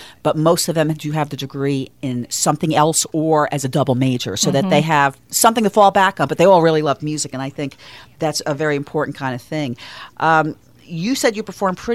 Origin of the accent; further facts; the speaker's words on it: New York metro area, United States; moved away as an adult; now in Florida, United States; I'm from the New York metro area, music in the schools there is a big thing.